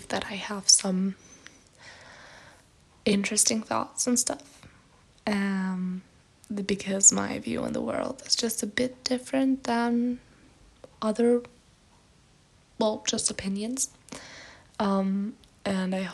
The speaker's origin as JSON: {"language": "English", "country": "Germany", "second_language": "English", "said": "I'm from Germany"}